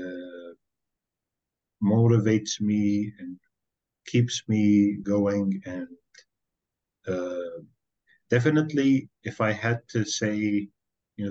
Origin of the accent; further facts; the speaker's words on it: Kuwait; also born or lived in Norway; I was born here in Kuwait, and this is where I've lived almost my entire life